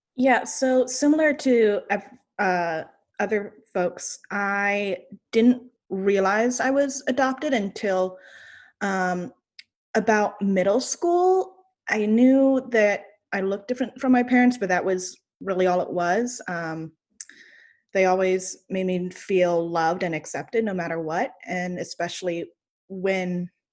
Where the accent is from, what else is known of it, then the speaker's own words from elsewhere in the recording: Brevard, North Carolina, United States; I grew up in Brevard, North Carolina, so it was a pretty small town